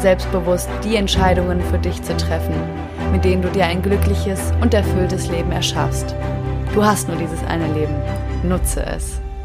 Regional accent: Germany; moved away as an adult; in Deutschland geboren worden zu sein, in Deutschland aufgewachsen worden zu sein

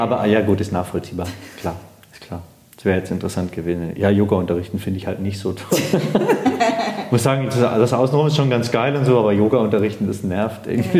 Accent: Baden-Württemberg, Germany; also born or lived in Munich (Harlaching); now in Munich, Germany; Ich bin aus Baden-Württemberg

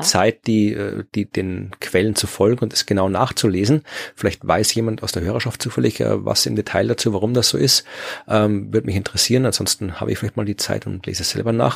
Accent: Austria; als Österreicher

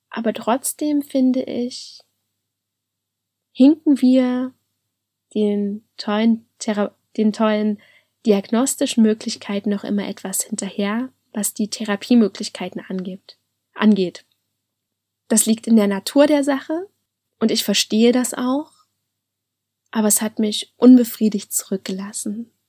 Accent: Halle, Saxony-Anhalt, Germany; Also ich komme ja aus Halle an der Saale und das war dann in Leipzig.

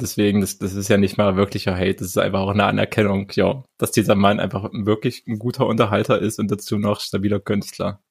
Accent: Halle, Saxony-Anhalt, Germany; moved away; Halle Saale represent mein, mein Geburtsstadt ja sogar. Ich bin ja da mm. geboren

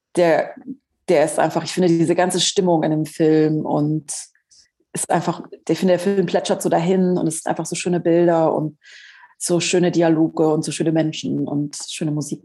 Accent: Southern Germany, Germany; Ich komme ja aus Süddeutschland.

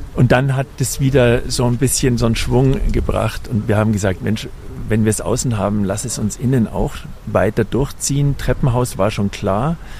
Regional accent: Munich, Bavaria, Germany; wir sind ja Münchner

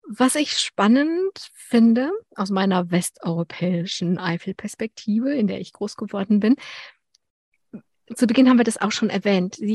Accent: Berlin, Germany; ich bin in Berlin-Pankow groß

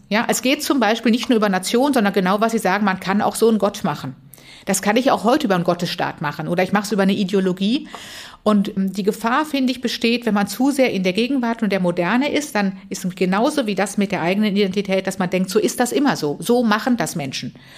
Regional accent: Tübingen, Baden-Württemberg, Germany; also born or lived in Freiburg; ich bin in Tübingen aufgewachsen mit dem Gefühl, katholisch ist weltoffen und frei

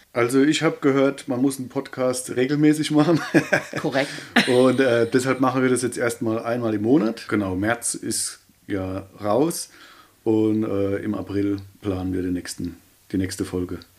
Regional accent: Ludwigshafen, Rhineland-Palatinate, Germany; accent: Kurpfälzisch; Quasi in Ludwigshafen halt. Ähm, quasi mein Kindheit, also da, wo ich geboren bin und wo ich aufgewachsen bin, ähm, das ist für mich Heimat.

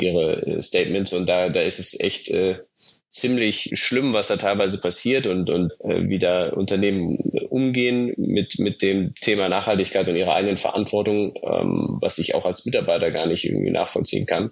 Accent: Munich, Bavaria, Germany; moved away as an adult; also born or lived in Bayreuth / Italy; Ich komme komm ursprünglich aus München

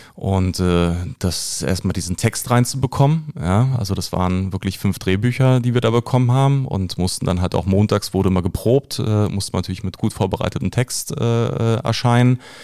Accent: Berlin, Germany; ich komme aus Köpenick, ich bin ein mhm. gebürtiger Köpenicker. Und äh, fünf Minuten von mir, wo ich groß geworden bin

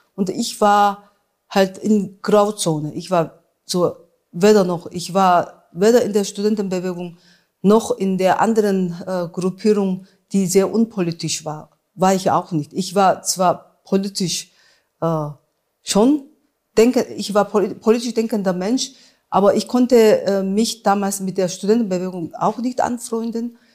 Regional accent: Busan, South Korea; German is a second language; now in Saarbrücken, Germany; meine Kindheit in Südkorea

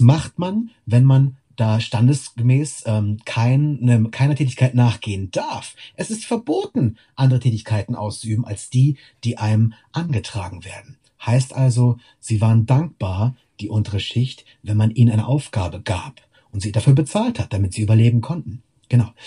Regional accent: Wittorf, Lower Saxony, Germany; also born or lived in Lüneburg; ich bin vor den Toren Lüneburgs aufgewachsen. Ich komme von hier, äh, explizit in Wittorf bin ich aufgewachsen

